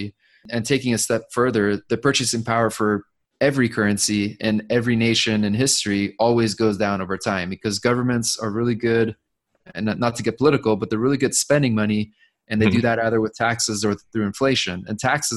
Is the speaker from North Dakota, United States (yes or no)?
no; Orange County, California, United States; I grew up in Orange County, California